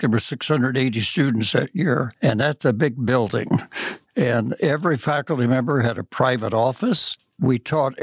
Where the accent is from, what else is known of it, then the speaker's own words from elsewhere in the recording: Huntington, West Virginia, United States; now in Manhattan, Kansas, United States; I grew up in Huntington, West Virginia